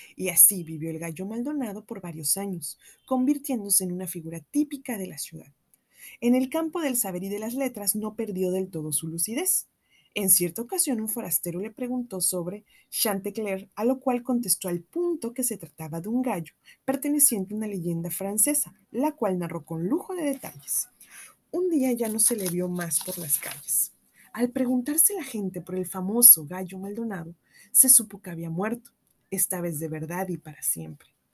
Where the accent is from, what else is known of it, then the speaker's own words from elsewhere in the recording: Veracruz, Mexico; also born or lived in San Luis Potosí; yo soy de Veracruz